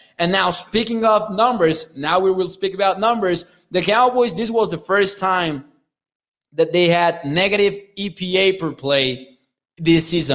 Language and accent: English; Chihuahua, Mexico; I'm from Chihuahua